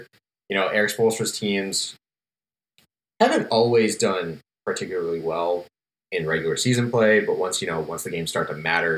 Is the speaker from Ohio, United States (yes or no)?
yes; Cleveland, Ohio, United States; I'm from Cleveland